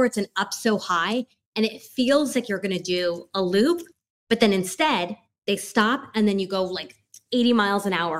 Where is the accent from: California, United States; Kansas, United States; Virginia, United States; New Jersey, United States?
California, United States; Los Angeles; now in Miami, United States; I grew up in like the Los Feliz Hollywood area